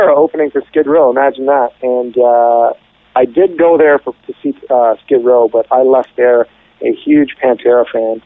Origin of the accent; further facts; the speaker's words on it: Ottawa, Ontario, Canada; now in San Francisco, United States; I grew up in Ottawa